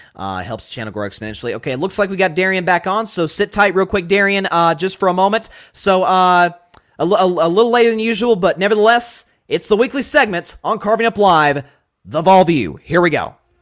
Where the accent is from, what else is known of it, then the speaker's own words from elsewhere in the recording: Tennessee, United States; I'm obviously from Tennessee